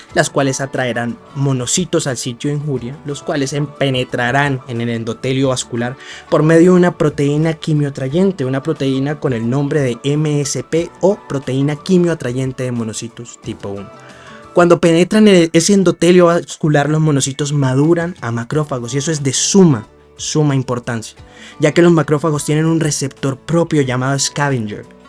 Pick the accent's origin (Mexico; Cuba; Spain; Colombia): Colombia; Medellín, Antioquia; moved away; also born or lived in Cali; Nací en Medellín, pero mi estudio de pregrado lo hice en Cali, en la Universidad Libre